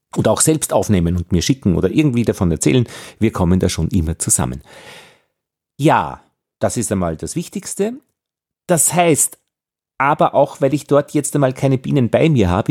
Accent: Austria; als Österreicher

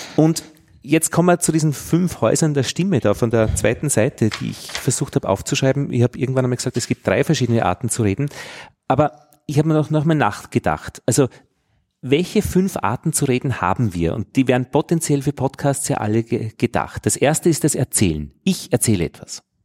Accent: Innviertel, Upper Austria, Austria; accent: Innviertel dialect; einem direkt sprechenden Inviertler in meinem Fall

